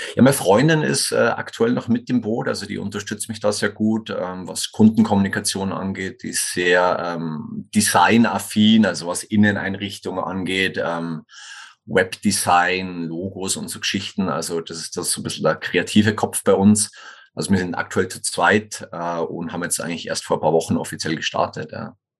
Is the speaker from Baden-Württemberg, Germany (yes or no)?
no; Tegernsee-Schliersee region, Bavarian Oberland, Germany; accent: Bavarian; moved away as an adult; also born or lived in Kufstein, Austria / Innsbruck, Austria / Sweden; Ich komme ursprünglich aus Bayern, wie man vielleicht sogar hört, aus dem bayerischen Oberland, so Tegernsee-Schlese-Region